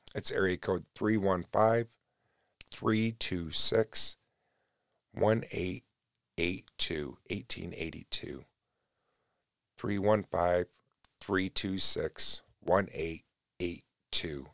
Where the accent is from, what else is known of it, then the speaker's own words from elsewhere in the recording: New York, United States; I'm born and raised in New York.